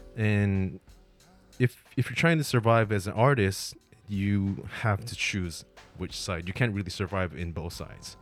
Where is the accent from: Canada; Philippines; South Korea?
South Korea; also born or lived in Los Angeles / San Francisco; now in Tokyo, Japan; I'm originally from Korea.